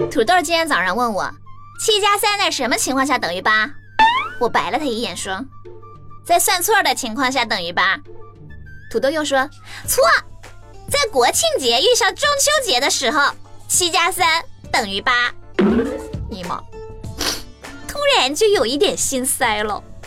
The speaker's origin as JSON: {"language": "Chinese", "town": "Xi'an", "region": "Shaanxi", "country": "China", "tie": "born or raised there", "moved": "yes", "said": "这一下子就回到了我的老家呀"}